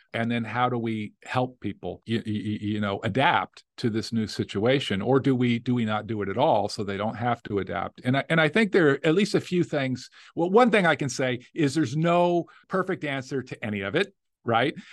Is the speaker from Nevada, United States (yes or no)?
yes; Las Vegas, Nevada, United States; now in Louisiana, United States; I grew up in Las Vegas. Uh, yeah, I'm third generation Las Vegas, you know, from Nevada.